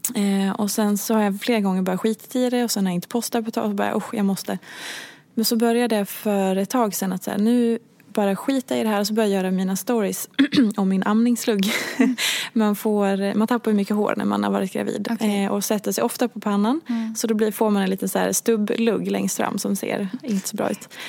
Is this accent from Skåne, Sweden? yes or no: no; Hedemora, Dalarna County, Sweden; moved away; jag är uppvuxen i Hedemora